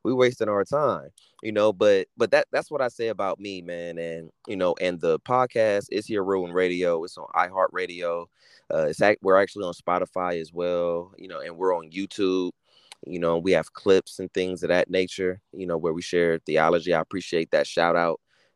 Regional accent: Los Angeles, California, United States; born and raised in Southern California, Los Angeles, California, to be specific

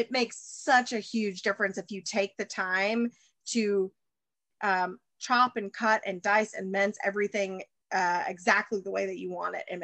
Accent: the South, United States; Um, I again from because I'm from the South. Have you ever had Duke's mayonnaise?

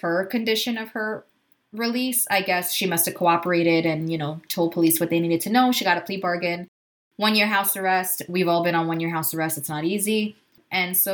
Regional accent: United States; we're American

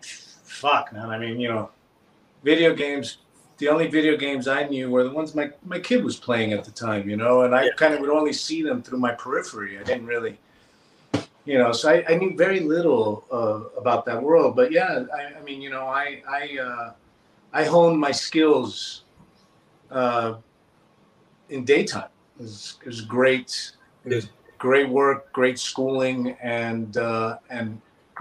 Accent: Las Vegas, Nevada, United States; also born or lived in Puerto Rico / New York; now in Los Angeles, United States; I was born in Puerto Rico. I'm also half Cuban, so I'm Puerto Rican Cuban. But I was raised here in the United States. My family moved to Las Vegas in 1969, so I was 2 years old.

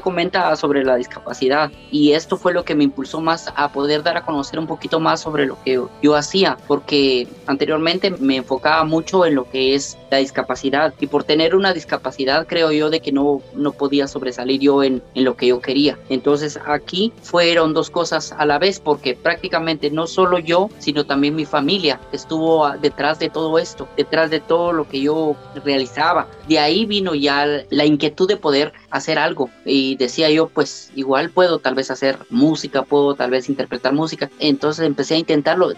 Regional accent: Santa Cruz Verapaz, Alta Verapaz, Guatemala; soy originario de Santa Cruz Varías

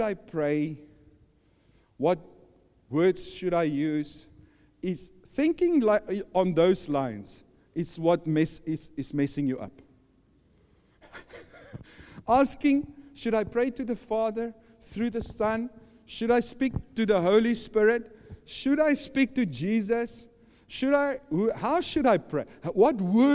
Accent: South Africa; I'm from South Africa.

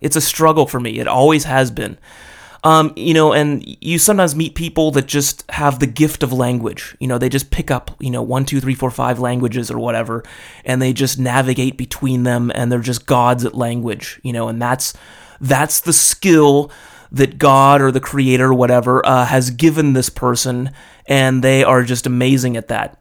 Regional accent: Los Angeles, California, United States; I'm an American dude from L

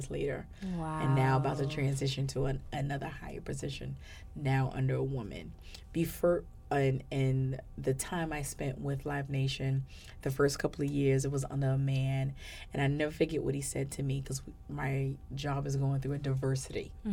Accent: New York City, New York, United States; moved away; I'm born and raised in New York City

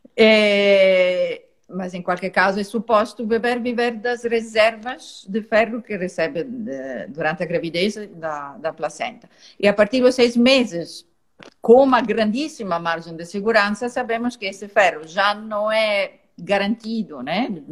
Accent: Italy; now in Portugal; Eu sou italiana

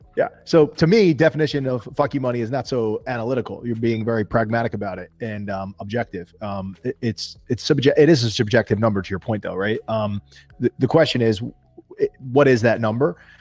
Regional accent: New Jersey, United States; I am from New, New Jersey in the United States of America.

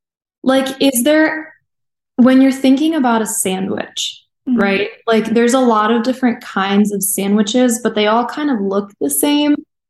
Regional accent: Chicago, Illinois, United States; But I'm also from Chicago, where there's a very specific way to eat hot dogs.

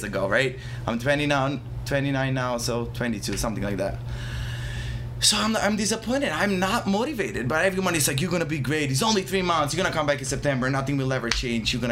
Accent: Bitola, North Macedonia; moved away as an adult; now in Philadelphia, United States; Born and raised in Macedonia. So until 20, 2 years old.

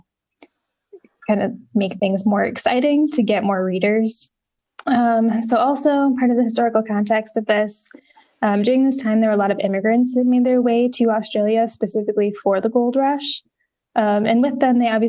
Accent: upstate New York, United States; upstate New York, not far from where I actually grew up

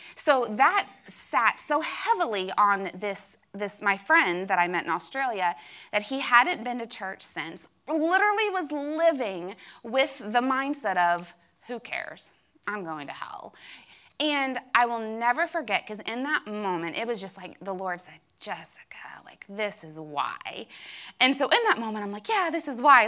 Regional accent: Kentucky, United States; I was from Kentucky, that I claimed to be a Christian

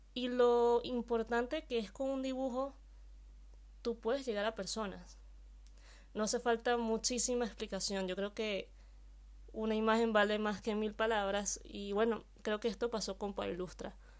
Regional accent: Venezuela; moved away as an adult; now in Spain; Yo soy venezolana y hace tres años vivo aquí en España.

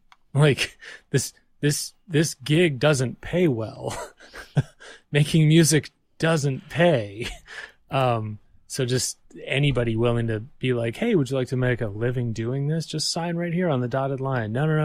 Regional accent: Waterloo, Walloon Region, Belgium; also born or lived in Texas, United States; So I was born in Texas, but I spent like my youth, my formative years growing up in Belgium in Europe.

